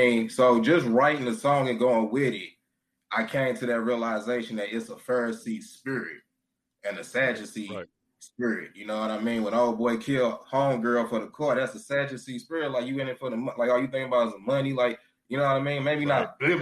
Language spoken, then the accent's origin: English; St. Louis, Missouri, United States; Born and raised in St. Louis